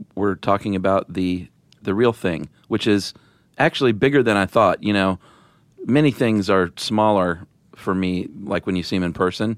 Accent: the South, United States; accent: Southern; since I'm from the South, I soften my T

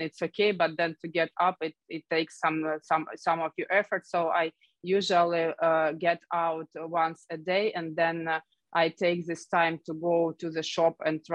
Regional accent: Kharkiv, Kharkiv Oblast, Ukraine; I know the city very well. It's my hometown.

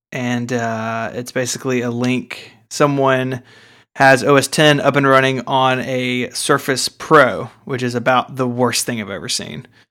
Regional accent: the South, United States; I'm from the South

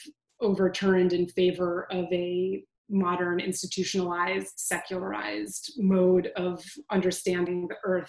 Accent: Southern California, United States; I grew up in Southern California doing earthquake drills in school

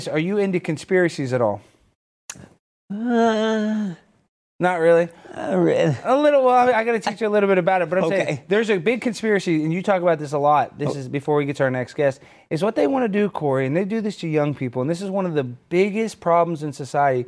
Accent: United States; I'm American.

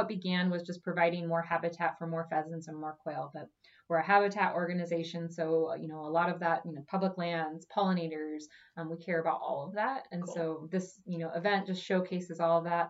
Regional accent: Omaha, Nebraska, United States; I grew up in Omaha and I've lived in Omaha my whole life

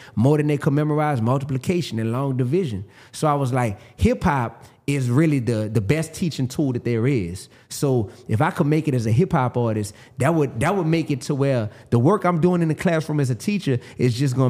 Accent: New Orleans, Louisiana, United States; I'm from New Orleans, Louisiana.

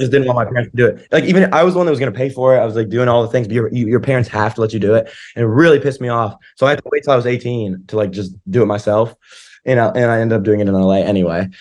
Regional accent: Asheville, North Carolina, United States; moved away; my house in Asheville and, and, like, my hometown

